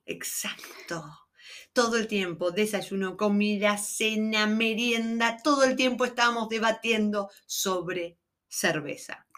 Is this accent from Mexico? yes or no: no; Argentina; somos argentinas